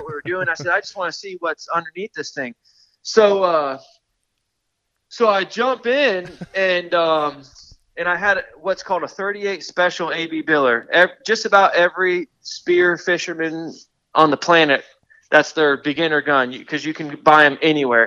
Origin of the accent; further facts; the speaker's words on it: Yankeetown, Florida, United States; I'm from the Gulf Coast of Florida. I grew up in a place called, like, near Yankeetown